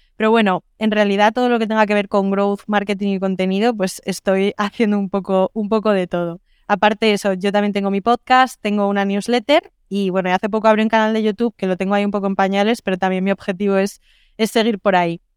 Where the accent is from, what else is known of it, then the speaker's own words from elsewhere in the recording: Madrid, Community of Madrid, Spain; also born or lived in Lisbon; soy de Madrid, pero vivo en remoto